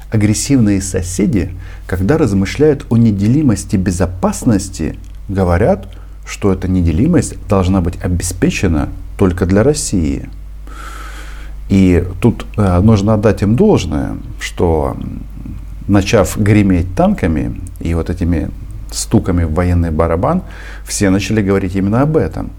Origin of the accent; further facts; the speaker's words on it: Ukraine; also born or lived in Kyiv; Я украинец. Это моя страна, и я отсюда никуда не собираюсь уезжать